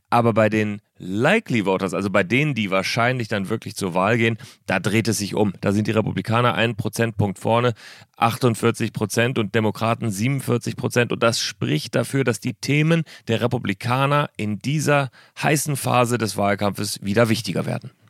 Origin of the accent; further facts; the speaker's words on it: Berlin, Germany; Ich bin ganz traditionell in Berlin. Freue mich, dass ich zugeschaltet bin meiner alten Heimatstadt.